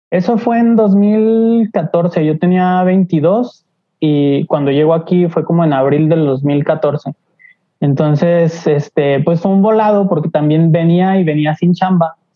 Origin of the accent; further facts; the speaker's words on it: Aguascalientes, Mexico; moved away as an adult; now in Mexico City, Mexico; yo soy de Aguascalientes, nací allá, mis papás son de, aquí de Ciudad de México y ellos se fueron a vivir a Aguascalientes porque está más tranquilo, no sé, les gustó. Y eh, yo nací allá